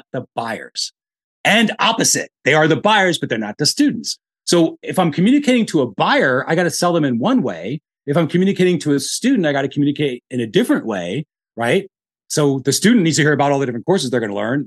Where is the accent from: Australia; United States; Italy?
United States; the North; now in Austin, United States; I'm from the North, I speak fast.